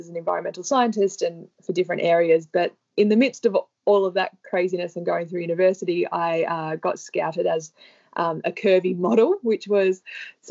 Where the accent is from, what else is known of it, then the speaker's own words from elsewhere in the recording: Sydney, New South Wales, Australia; I grew up in Sydney